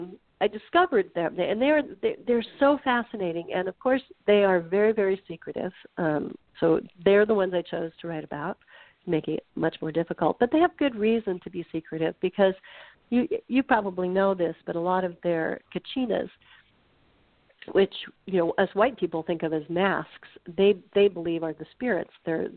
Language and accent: English; Nebraska, United States; I'm not a conservationist because, you know, I'm from Nebraska.